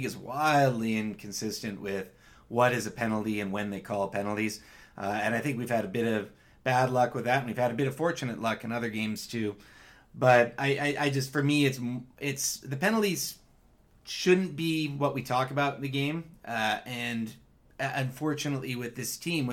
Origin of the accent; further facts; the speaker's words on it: Victoria, British Columbia, Canada; Victoria boy, my hometown